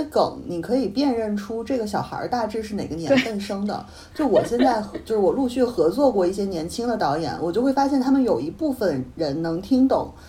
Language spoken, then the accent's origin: Chinese; Northeast China, China; 然后好像是在抹黑我们东北人啊什么的。